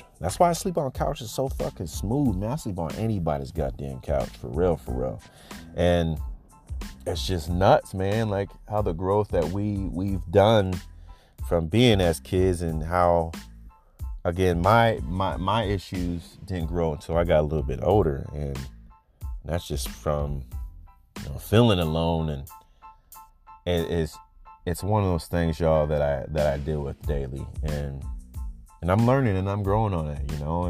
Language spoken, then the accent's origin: English; Cedar Rapids, Iowa, United States; growing up in Cedar